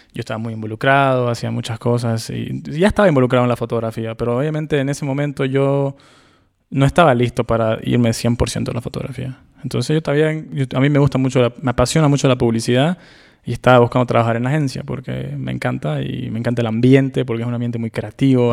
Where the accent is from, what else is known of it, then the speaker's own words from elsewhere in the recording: Bolivia; moved away; yo vengo de un país, yo soy de Bolivia